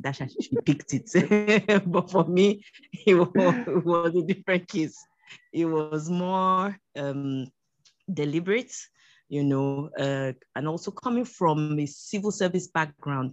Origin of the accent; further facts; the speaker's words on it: Lagos, Nigeria; also born or lived in Kogi State (Yagba West) / New Bussa / Ilorin; I'm from Kogi State, Yagba West. Both my parents are from Kogi. They're both late now. Basically started primary school here in Lagos